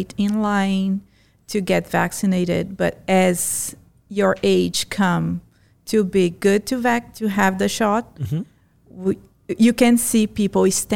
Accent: Brasília, Federal District, Brazil; English is a second language; moved away as an adult; also born or lived in Fortaleza, Ceará, Brazil; now in United States; I was born in Fortaleza, but I lived most part of my life in Brasilia

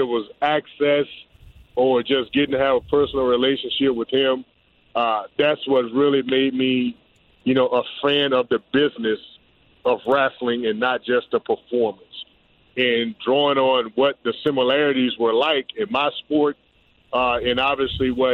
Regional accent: Pensacola, Florida, United States; also born or lived in Tampa Bay; now in Tampa, United States; I'm up from Pensacola, Florida

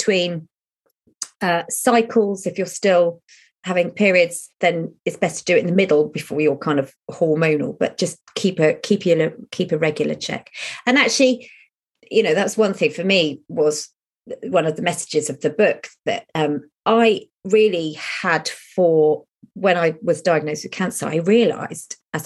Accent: United Kingdom; we're British

